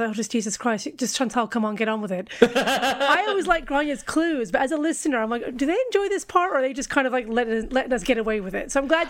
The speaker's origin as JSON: {"language": "English", "country": "United States", "said": "I'm American and a girl."}